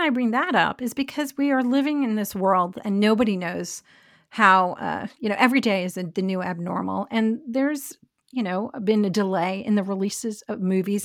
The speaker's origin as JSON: {"language": "English", "region": "New York", "country": "United States", "tie": "born or raised there", "said": "growing up in New York"}